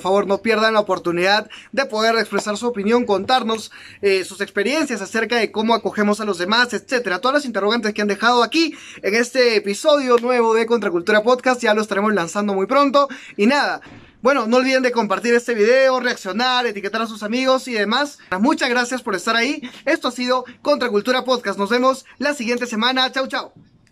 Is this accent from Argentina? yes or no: no; Peru; así somos los peruanos